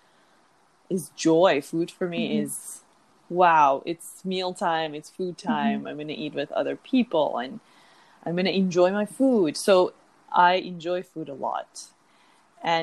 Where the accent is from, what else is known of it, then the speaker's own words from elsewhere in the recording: Iran; moved away; I'm originally from Iran, and the Persian people, who are the same as Iranian people, we really grow up with a very mindful food culture